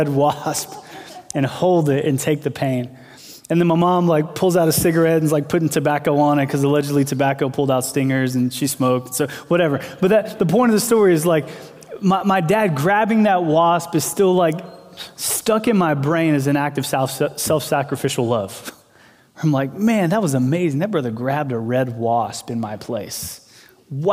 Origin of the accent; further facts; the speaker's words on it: Texas, United States; I remember being a little kid, and I grew up in Texas